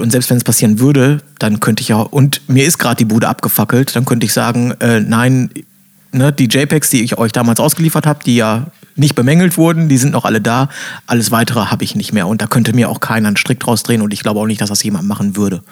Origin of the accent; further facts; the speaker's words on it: Bielefeld, North Rhine-Westphalia, Germany; moved away; ich komme ja äh, ursprünglich aus Bielefeld